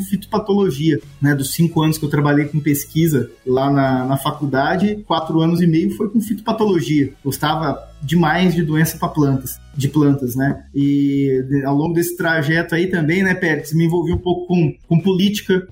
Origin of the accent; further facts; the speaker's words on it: São José do Rio Claro, Mato Grosso, Brazil; also born or lived in Cuiabá; saí de São José do Rio Claro em busca de oportunidades para estudar na cidade grande, né, estudar em Cuiabá